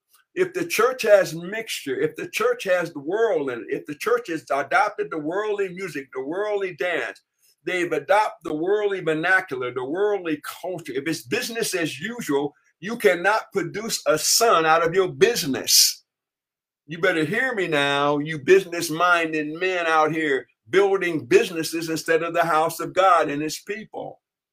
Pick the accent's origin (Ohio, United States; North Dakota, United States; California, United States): California, United States; Hollywood; I was raised in Hollywood.